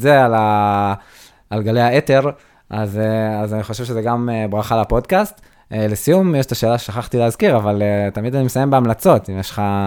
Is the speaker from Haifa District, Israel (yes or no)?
no; Nir Galim, Southern District, Israel; כנער שגדל בניר גלים